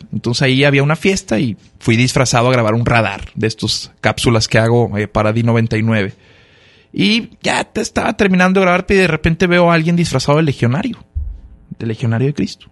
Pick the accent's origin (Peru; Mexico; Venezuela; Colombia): Mexico; Monterrey, Nuevo León; soy regio